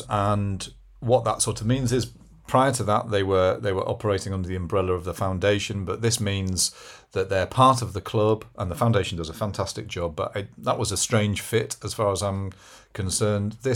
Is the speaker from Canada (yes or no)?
no; Brussels, Belgium; born there; I'm not a Geordie. Accent. I was born in Brussels.